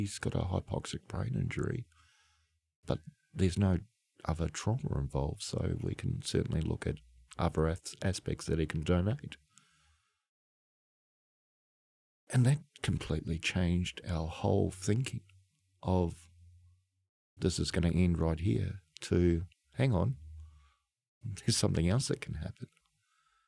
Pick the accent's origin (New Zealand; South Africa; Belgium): New Zealand; moved away; I'm from New Zealand